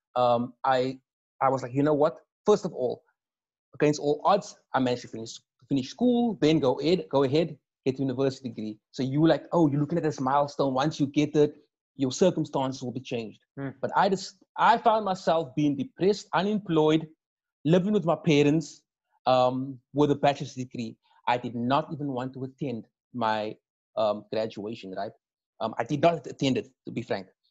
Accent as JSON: {"language": "English", "town": "Cape Town", "region": "Western Cape", "country": "South Africa", "tie": "born or raised there", "said": "I grew up in or on the Cape Flats"}